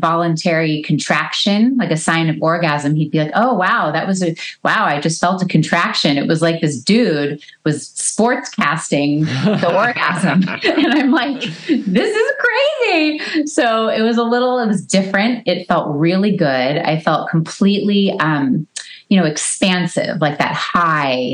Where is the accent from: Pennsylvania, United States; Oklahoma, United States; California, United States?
California, United States; Los Angeles; moved away; I grew up in a suburb